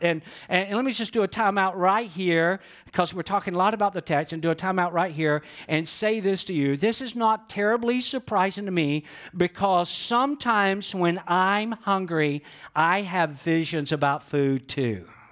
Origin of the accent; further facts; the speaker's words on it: Georgia, United States; I know I'm from Georgia